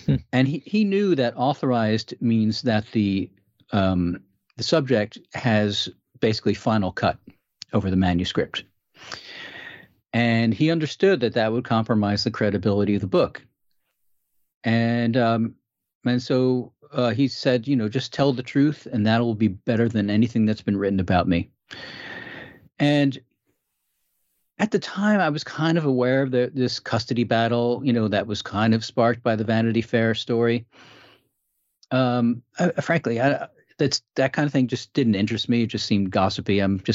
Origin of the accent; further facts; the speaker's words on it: East Coast, United States; I was from the East Coast, you know, college boy and New York type, you know, guy